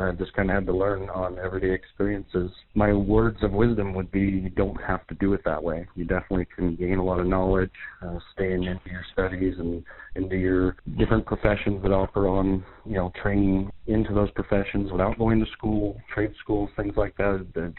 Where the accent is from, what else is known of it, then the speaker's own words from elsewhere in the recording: Longview, Washington, United States; I lived in Longview my entire life, 45 years. I've went to R.A. Long High School, a whole Longview schools